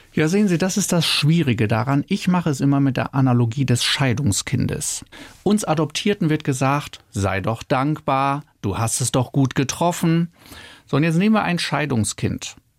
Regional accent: Oldenburg, Lower Saxony, Germany; moved away; also born or lived in Freiburg; Ich bin ja in Oldenburg aufgewachsen

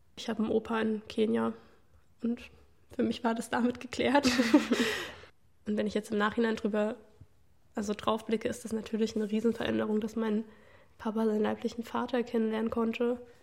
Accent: Leipzig, Saxony, Germany; wenn ich dann sage Leipzig

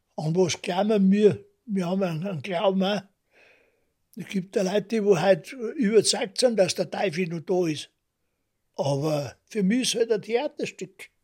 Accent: Munich, Bavaria, Germany; das ist mein Großvater gewesen und da bin ich Münchner geworden

